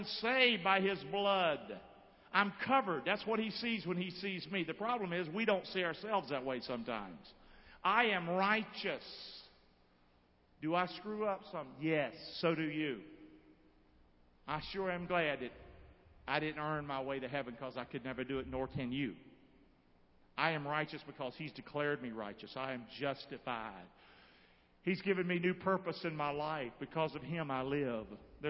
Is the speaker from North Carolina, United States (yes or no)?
yes; Rockingham, North Carolina, United States; I see myself growing up in Rockingham.